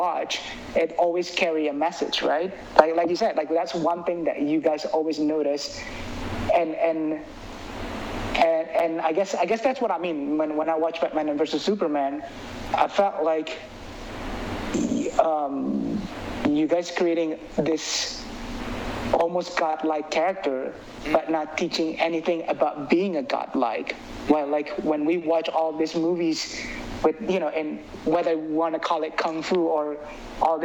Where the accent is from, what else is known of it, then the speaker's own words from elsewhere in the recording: Indonesia; moved away; I grew up in Indonesia.